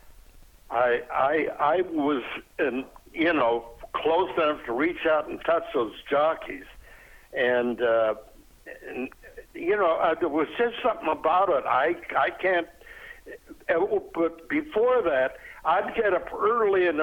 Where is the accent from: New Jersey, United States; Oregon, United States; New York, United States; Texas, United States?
Oregon, United States; moved away; also born or lived in Jackson Heights; I'm from the state of Oregon, and I did a lot of my growing up on Jackson Heights